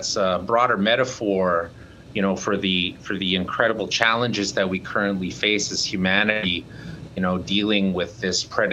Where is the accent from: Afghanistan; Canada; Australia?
Canada; I come from Canada. I'm an Indigenous man from the Cree Nation.